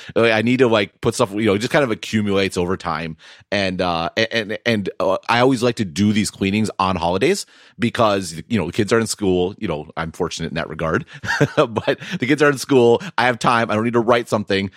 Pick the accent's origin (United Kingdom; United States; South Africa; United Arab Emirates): United States; Wisconsin; I'm from Wisconsin